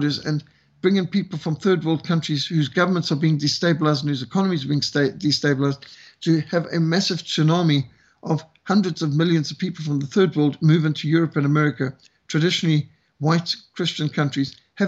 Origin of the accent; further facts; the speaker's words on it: Zimbabwe; now in South Africa; as a white South African who was brought up in Rhodesia, I was raised in Rhodesia